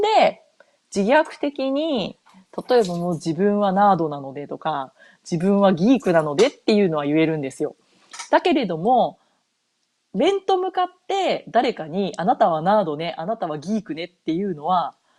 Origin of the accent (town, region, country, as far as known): Japan; first language Japanese; moved away as an adult; now in North America